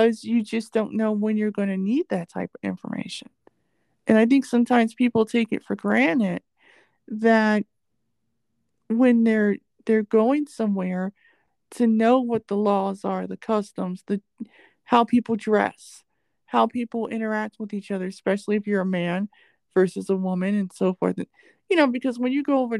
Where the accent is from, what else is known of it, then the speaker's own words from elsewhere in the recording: United States; I'm American